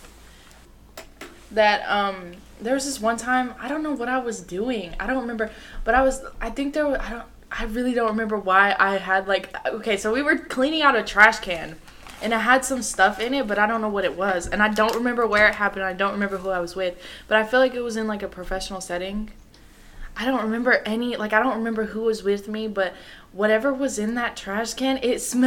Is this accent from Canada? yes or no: no; Colombia; moved away; I'm from Colombia